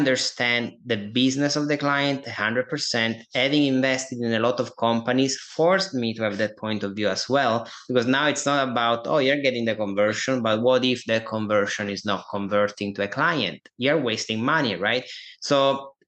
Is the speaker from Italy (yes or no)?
yes; Italy; accent: Italian; English is a second language; moved away as an adult; now in United States; I'm Italian. You probably guys can hear that from my accent here.